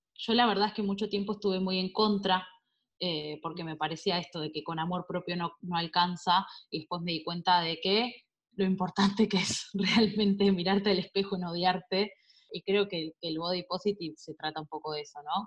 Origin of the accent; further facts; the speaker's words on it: Azul, Buenos Aires Province, Argentina; yo soy de Azul, provincia de Buenos Aires